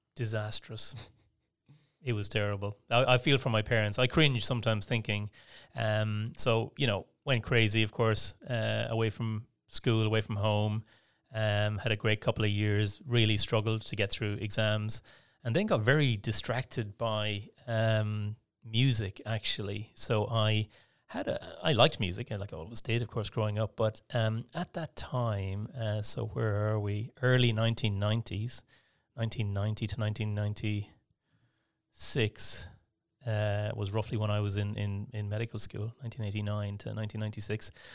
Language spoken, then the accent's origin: English; Portumna, Connacht, Ireland; accent: Irish; moved away as an adult; also born or lived in Brighton, England / London, England; now in Melbourne, Australia; I grew up in the west of Ireland in a small town called Port Tumna